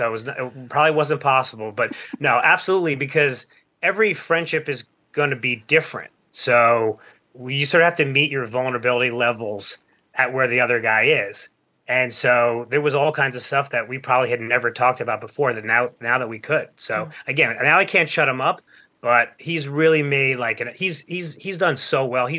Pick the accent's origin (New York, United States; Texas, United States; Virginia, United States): New York, United States; Plainview; Yeah, so first of all, we're from Long Island, a town called Plainview.